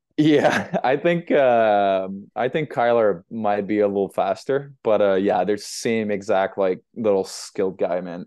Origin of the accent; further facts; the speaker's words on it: Montreal, Quebec, Canada; moved away as an adult; also born or lived in United Kingdom; I'm from Montreal or South Shore, Montreal